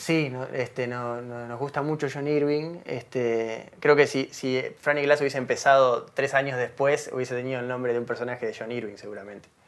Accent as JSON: {"language": "Spanish", "region": "Montevideo", "country": "Uruguay", "tie": "born or raised there", "said": "nací en Montevideo, que viví toda mi vida en Montevideo"}